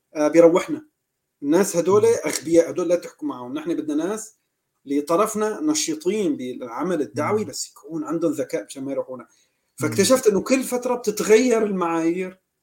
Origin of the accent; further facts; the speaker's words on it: Aleppo, Aleppo Governorate, Syria; نحن عندنا بالمدينه تبعنا اه لا نحن من حلب